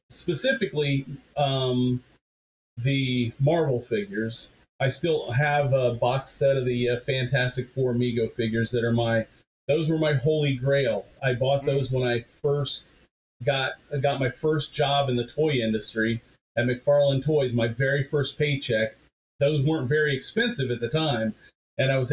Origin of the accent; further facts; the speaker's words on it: Indiana, United States; moved away as an adult; also born or lived in New Jersey; I'm from Indiana originally